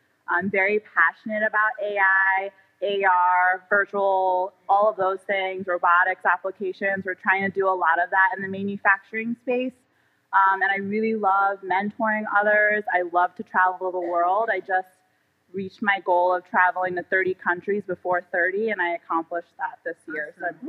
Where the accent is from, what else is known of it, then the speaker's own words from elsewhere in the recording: New York City, New York, United States; now in Indianapolis, United States; I am originally from New York City, Queens. I now live in Indianapolis, Indiana